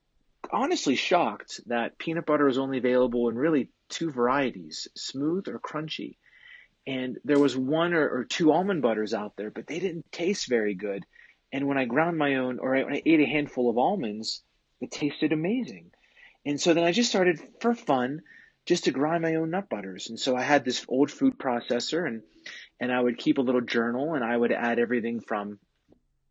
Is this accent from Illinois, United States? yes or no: no; Western Pennsylvania, United States; I grew up in Western Pennsylvania